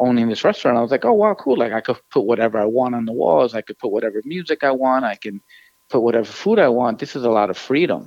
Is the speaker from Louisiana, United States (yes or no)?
no; New York City, New York, United States; as a Latino growing up in New York City